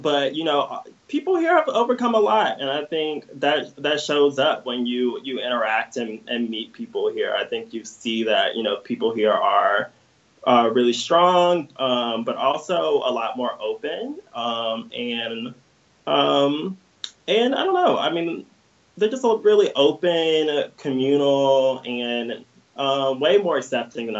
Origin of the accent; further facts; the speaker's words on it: Daphne, Alabama, United States; I was born and raised right outside of Mobile, which is at the southern tip of the state. I grew up in a town called Daphne, Alabama